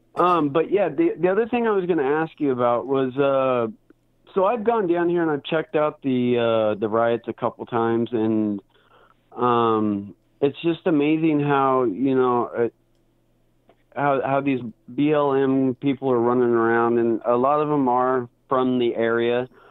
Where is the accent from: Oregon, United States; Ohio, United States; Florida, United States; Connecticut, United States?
Oregon, United States; Portland; I'm from Portland, Oregon